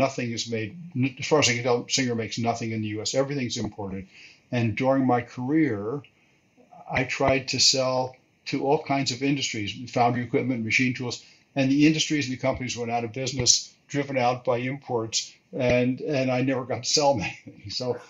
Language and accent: English; Elizabeth, New Jersey, United States; moved away as an adult; I grew up in Elizabeth, New Jersey, which is right across the river from New York City. And I went through high school there